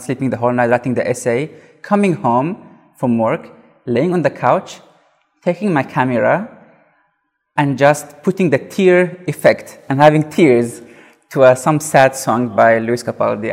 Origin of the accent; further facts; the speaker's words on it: South Africa; I'm from South Africa